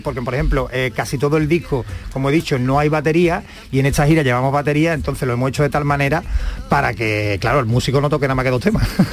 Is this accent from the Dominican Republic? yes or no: no; Jerez de la Frontera, Andalusia, Spain; yo soy de Jerez, de la frontera